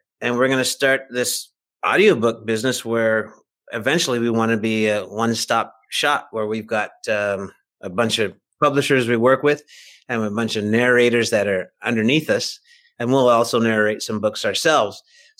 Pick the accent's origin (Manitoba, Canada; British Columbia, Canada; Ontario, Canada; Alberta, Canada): British Columbia, Canada; Vancouver; born there; I am. I was born in Vancouver, British Columbia.